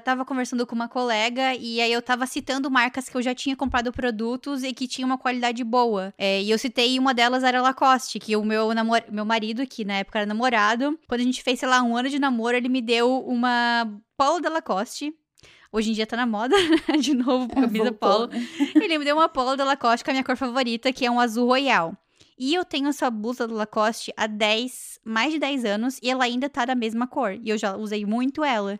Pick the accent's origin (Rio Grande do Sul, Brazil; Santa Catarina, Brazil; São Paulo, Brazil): Santa Catarina, Brazil; Joinville; Lá em Joinville abriu, na minha cidade